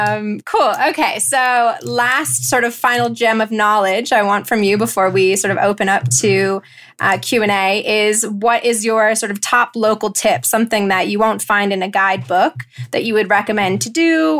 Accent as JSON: {"language": "English", "country": "United States", "said": "being an American"}